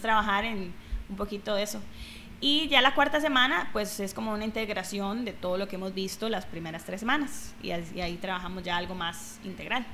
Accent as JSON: {"language": "Spanish", "country": "Costa Rica", "also_born_or_lived": "Thailand / Bali", "said": "soy tica, obviamente, representing aquí, pura vida"}